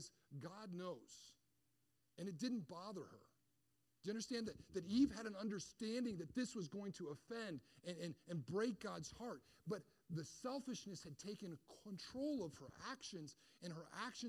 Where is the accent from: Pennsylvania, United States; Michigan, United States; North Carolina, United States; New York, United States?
Michigan, United States; I grew up in Michigan